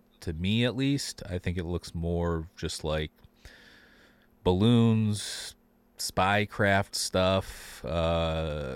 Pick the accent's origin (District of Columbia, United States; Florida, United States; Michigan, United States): Michigan, United States; now in Chicago, United States; I'm from Michigan. I live in Chicago now